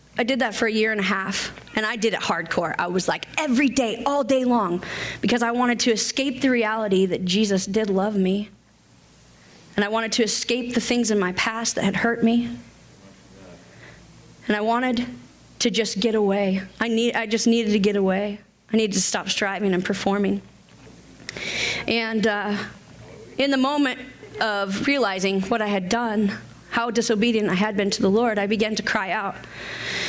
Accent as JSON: {"language": "English", "region": "Washington", "country": "United States", "moved": "as an adult", "said": "I was from Washington State"}